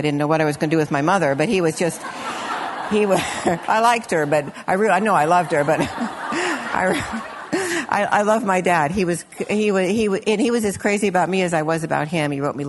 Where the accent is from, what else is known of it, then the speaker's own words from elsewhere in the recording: Illinois, United States; when I was a little girl and I grew up in Illinois